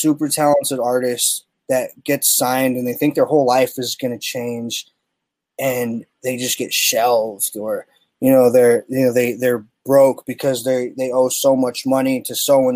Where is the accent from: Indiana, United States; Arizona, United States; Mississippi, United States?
Arizona, United States; Tucson; my hometown